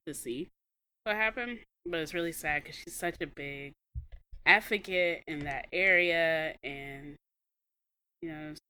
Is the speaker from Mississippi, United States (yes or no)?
yes; Mississippi, United States; now in Texas, United States; from Mississippi, I just live here.